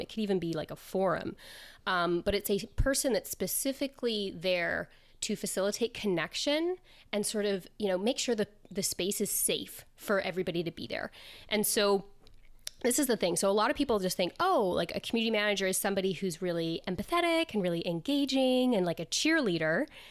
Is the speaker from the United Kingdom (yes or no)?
no; Canada; also born or lived in south of Spain; now in Spain; I am originally Canadian, um, but I live in the south of Spain